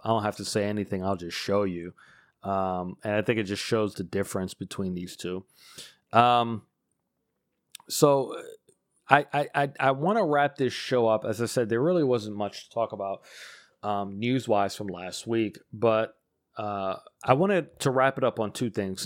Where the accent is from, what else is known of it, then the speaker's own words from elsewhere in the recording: United States; as an American